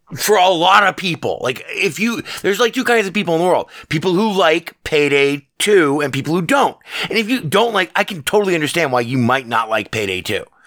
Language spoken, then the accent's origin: English; Nevada, United States; born and raised in the Battleborn state, uh, Nevada